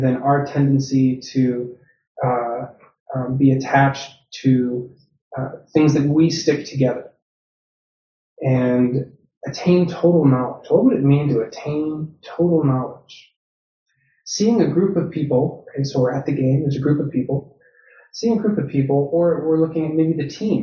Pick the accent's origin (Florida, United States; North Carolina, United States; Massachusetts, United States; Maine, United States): Massachusetts, United States; Boston; now in Chicago, United States; growing up in Boston